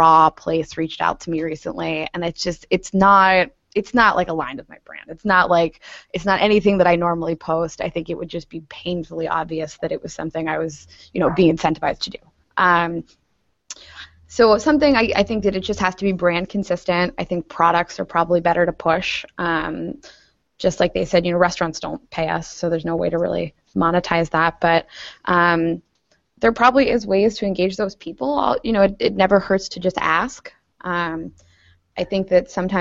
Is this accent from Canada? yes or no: no; Pittsburgh, Pennsylvania, United States; I grew up in Pittsburgh